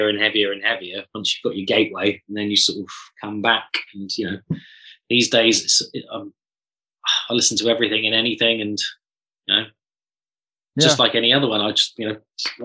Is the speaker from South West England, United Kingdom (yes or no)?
yes; Devon, South West England, United Kingdom; I'm from Devon in a small town